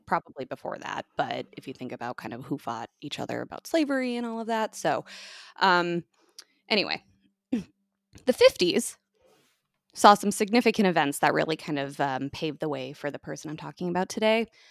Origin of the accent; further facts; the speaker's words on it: United States; as an American on Thanksgiving